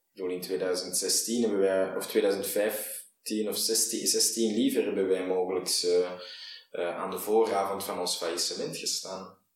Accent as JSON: {"language": "Dutch", "town": "Antwerp", "region": "Flanders", "country": "Belgium", "said": "ik ben een Antwerpenaar"}